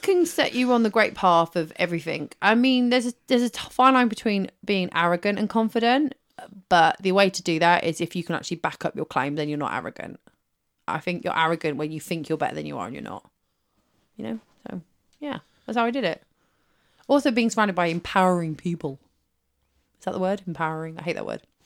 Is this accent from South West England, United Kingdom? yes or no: yes; West Country, South West England, United Kingdom; I was from the West Country